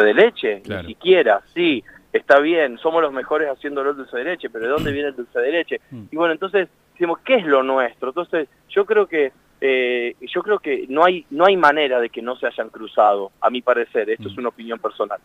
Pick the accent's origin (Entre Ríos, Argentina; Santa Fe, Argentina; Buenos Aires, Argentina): Entre Ríos, Argentina; yo soy de Entre Ríos. Me recuerdo que mi abuela hacía locrada para toda la familia